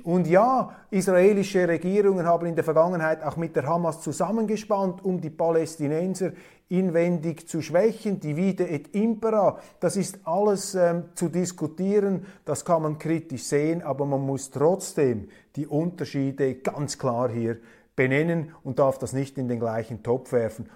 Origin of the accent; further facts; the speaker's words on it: Switzerland; ich bin als Schweizer sehr, sehr dankbar, Schweizer zu sein.